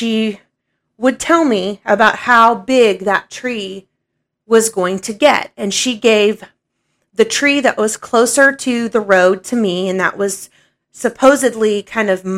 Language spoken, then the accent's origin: English; Oklahoma, United States; also born or lived in Illinois; when I was growing up, we moved from Illinois when I was 6 years old, and we moved down here to Oklahoma.